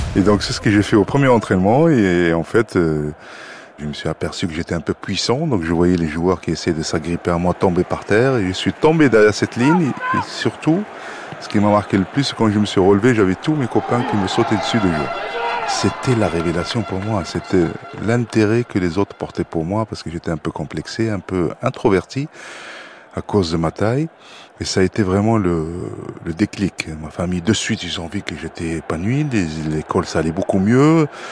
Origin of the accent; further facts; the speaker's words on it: Morocco; je suis né au Maroc